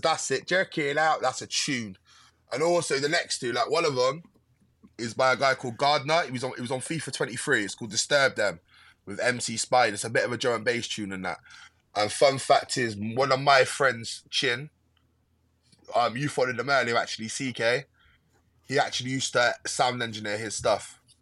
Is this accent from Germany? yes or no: no; Westbury, South West England, United Kingdom; born or raised there